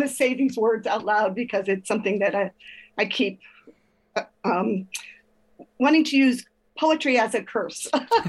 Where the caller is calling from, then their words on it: Oakland, California, United States; From Oakland, California.